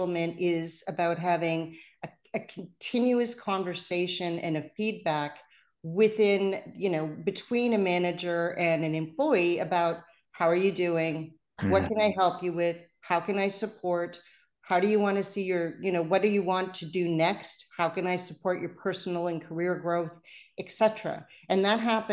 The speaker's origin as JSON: {"language": "English", "country": "Canada", "accent": "Canadian", "said": "you can tell I'm Canadian because I say process."}